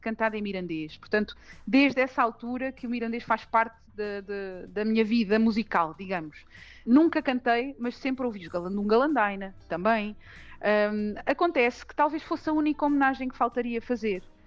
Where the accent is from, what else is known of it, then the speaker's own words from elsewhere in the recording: Montalvo, Santarém District, Portugal; fui uma privilegiada por ter crescido numa aldeia como a aldeia de Montalvo. É a minha terra até hoje